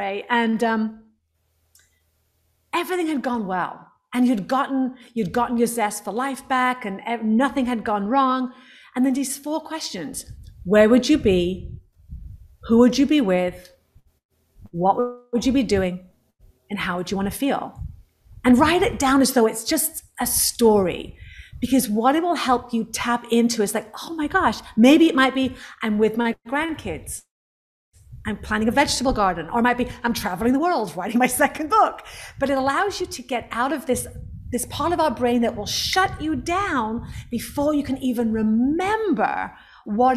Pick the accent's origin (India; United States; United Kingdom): United Kingdom; England; I'm from England